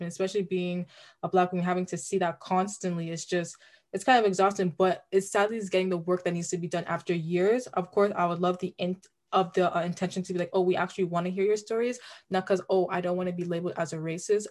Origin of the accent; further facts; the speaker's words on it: Brampton, Ontario, Canada; we're from Brampton